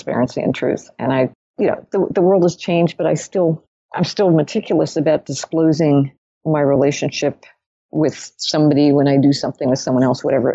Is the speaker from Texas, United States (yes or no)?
no; New York, United States; also born or lived in Zurich, Switzerland; I'm a New Yorker